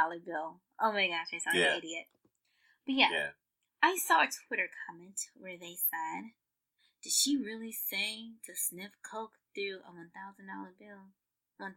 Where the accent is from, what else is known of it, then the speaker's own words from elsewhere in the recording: United States; We're from the United States of America